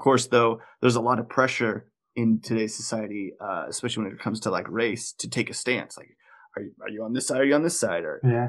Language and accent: English; Colorado, United States; We're from Colorado